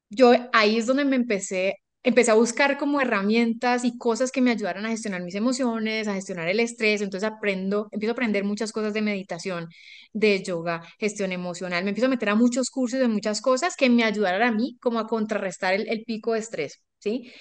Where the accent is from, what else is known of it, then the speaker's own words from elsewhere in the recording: Colombia; also born or lived in Ecuador; Yo estudié ingeniería industrial eh, en Colombia, yo soy colombiana, vivo acá